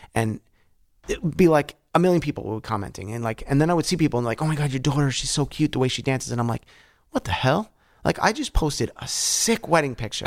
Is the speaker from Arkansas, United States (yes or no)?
no; Yonkers, New York, United States; I grew up in Bronxville, or fake Bronxville, it was Yonkers, but Bronxville P